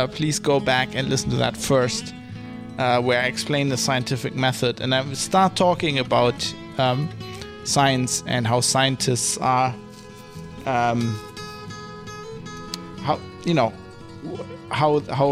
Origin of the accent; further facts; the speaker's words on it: Duisburg, North Rhine-Westphalia, Germany; I'm from Duisburg in Germany